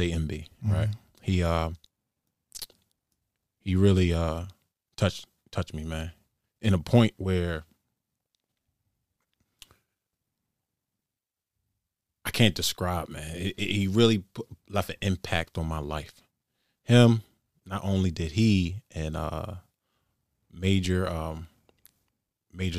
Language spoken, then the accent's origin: English; Baltimore, Maryland, United States; Being born and raised in Baltimore, single mom